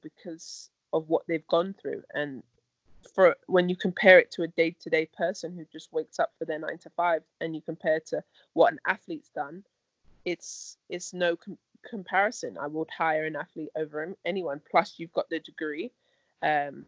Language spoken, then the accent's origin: English; London, United Kingdom; my hometown of London